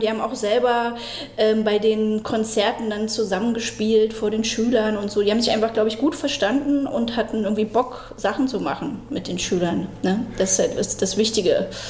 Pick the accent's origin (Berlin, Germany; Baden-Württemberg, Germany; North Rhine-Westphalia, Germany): Berlin, Germany; Also geboren in äh, Lichtenberg und dann habe ich erstmal äh, die ersten sechs Jahre in Marzahn im Hochhaus.